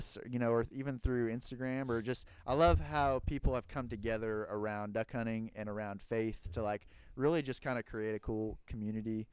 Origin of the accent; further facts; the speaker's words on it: Kansas, United States; moved away as an adult; now in Memphis, United States; I'm originally from Kansas, but been in Memphis for about 6 years